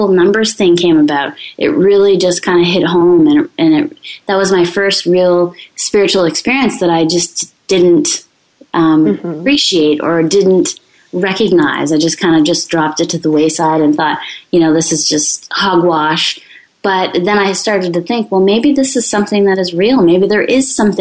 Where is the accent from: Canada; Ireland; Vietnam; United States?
Canada; I'm French-Canadian